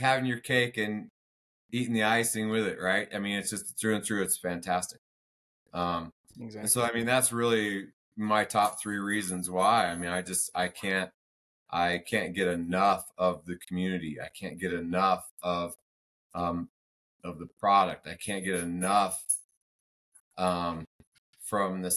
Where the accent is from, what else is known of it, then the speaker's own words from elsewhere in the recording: United States; I'm a patriot, I'm American